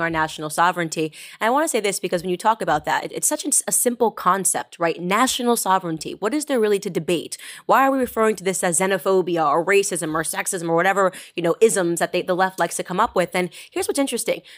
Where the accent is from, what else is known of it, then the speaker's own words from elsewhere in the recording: United States; as an American